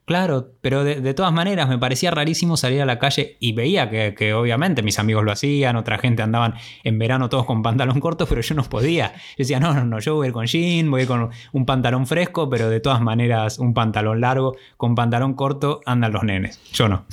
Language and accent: Spanish; Argentina